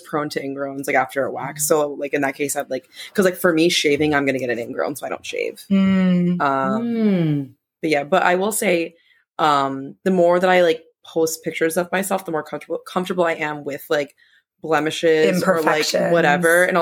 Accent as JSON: {"language": "English", "town": "Providence", "region": "Rhode Island", "country": "United States", "said": "I'm from Providence"}